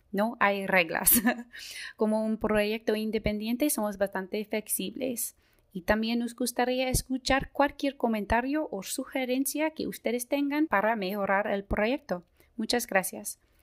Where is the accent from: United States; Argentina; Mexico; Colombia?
United States; accent: gringo; Spanish is a second language; mi acento es tan gringo y yo sé que me equivoco mucho con español